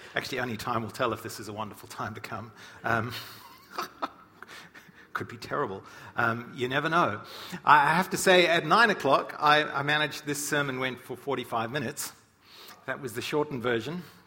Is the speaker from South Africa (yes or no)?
yes; South Africa; moved away; when I grew up in Africa